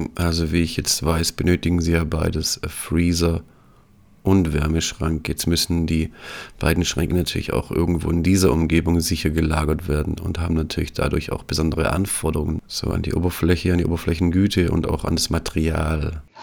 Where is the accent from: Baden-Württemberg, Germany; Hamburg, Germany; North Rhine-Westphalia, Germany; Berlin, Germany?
Baden-Württemberg, Germany; Tuttlingen; ich komme selbst auch aus der Medizintechnik, komme aus Tuttlingen.